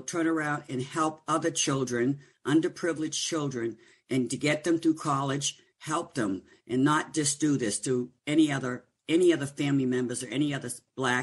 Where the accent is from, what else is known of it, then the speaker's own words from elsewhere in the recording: the North, United States; Growing up in the North